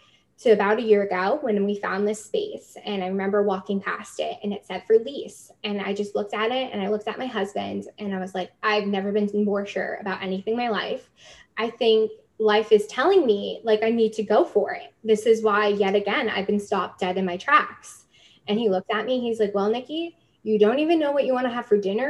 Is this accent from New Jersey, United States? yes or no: yes; New Jersey, United States; moved away as an adult; also born or lived in New York City; now in Canada; I'm from New Jersey. So I found my way to Canada about 2 years ago. I immigrated at the young age of 25